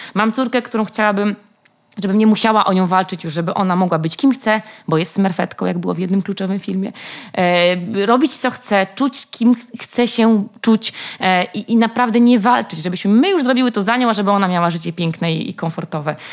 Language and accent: Polish; Warsaw, Masovian Voivodeship, Poland; skąd jestem, że z Warszawy